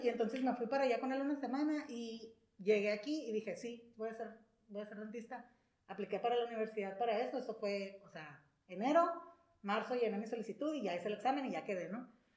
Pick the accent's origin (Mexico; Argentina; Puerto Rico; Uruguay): Mexico; San Luis Río Colorado, Sonora; moved away as an adult; also born or lived in Mexicali; yo soy de aquí de San Luis, aquí nací, aquí crecí